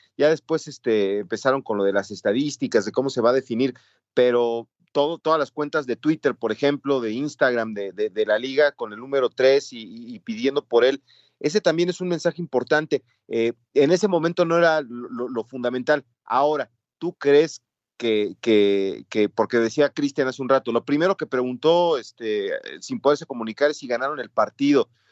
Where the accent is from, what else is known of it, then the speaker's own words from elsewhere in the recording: Mexico; en el entorno en el que yo crecí que en México los Reyes Magos son los que los que rifan acá en México